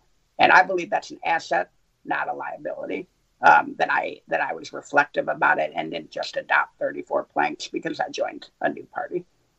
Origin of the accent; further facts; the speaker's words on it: Ann Arbor, Michigan, United States; I grew up in Ann Arbor, Michigan. It's a very democratic place.